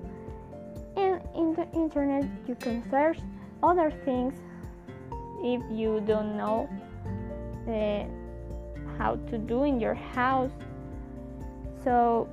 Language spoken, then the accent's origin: English; Colombia; I am from Colombia